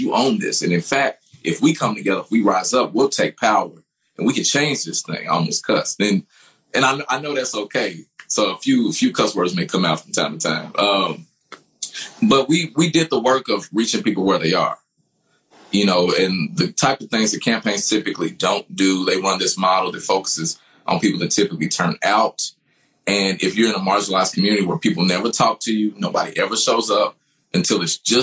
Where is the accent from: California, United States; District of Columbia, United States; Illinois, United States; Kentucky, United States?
Kentucky, United States; Louisville; I'm from the West End of Louisville, so I'm from the hood